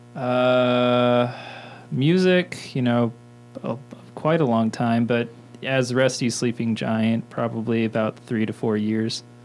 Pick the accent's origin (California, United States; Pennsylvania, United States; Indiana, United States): Indiana, United States; Mitchell; also born or lived in Bloomington, Indiana; I was born in Bloomington and raised in Mitchell, Indiana, um, like 40 minutes south of here